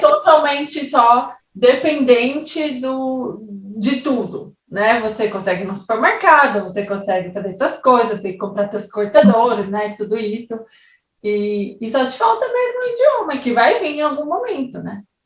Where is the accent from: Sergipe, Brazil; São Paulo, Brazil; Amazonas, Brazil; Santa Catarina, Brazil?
São Paulo, Brazil; moved away as an adult; now in Switzerland; São Paulo, por exemplo, que é onde eu nasci e vivi 21 anos da minha vida